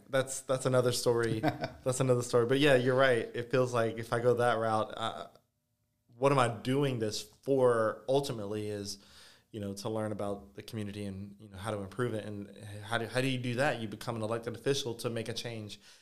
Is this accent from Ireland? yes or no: no; Ville Platte, Louisiana, United States; Vileplat, literally pretty much my hometown